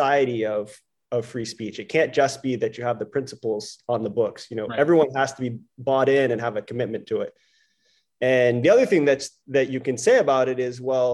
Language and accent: English; Maine, United States; I grew up in Maine